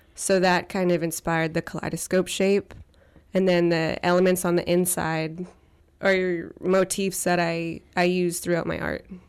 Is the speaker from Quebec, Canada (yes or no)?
no; Tseycum First Nation, Saanich Territory, British Columbia, Canada; I am from Sycamore First Nations in Saanich Territory.